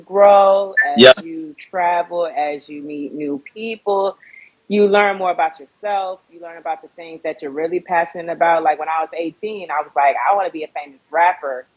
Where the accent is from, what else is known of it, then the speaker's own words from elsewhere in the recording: Fort Lauderdale, Florida, United States; also born or lived in Baltimore, Maryland; now in Los Angeles, United States; born and raised in Fort Lauderdale, Florida